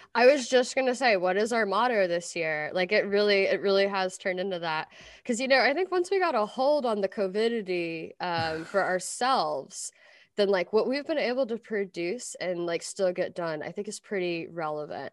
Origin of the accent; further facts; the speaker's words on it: Versailles, Kentucky, United States; moved away; also born or lived in Lexington, Kentucky; I grew up in Versailles